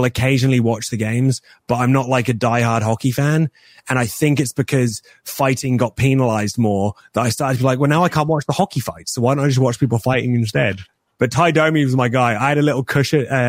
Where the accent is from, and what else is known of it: England, United Kingdom